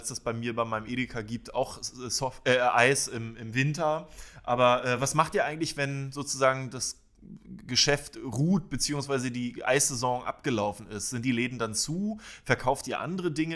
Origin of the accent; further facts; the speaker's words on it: Schwerin, Mecklenburg-Vorpommern, Germany; Ich komme aus Schwerin und habe am Schweriner See dort in einem Eisladen äh, an der Softeismaschine gestanden.